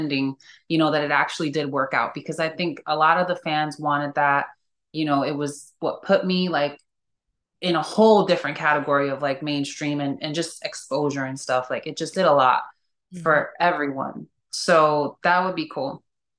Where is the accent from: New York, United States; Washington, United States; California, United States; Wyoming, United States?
New York, United States; now in Los Angeles, United States; Like, I'm from New York.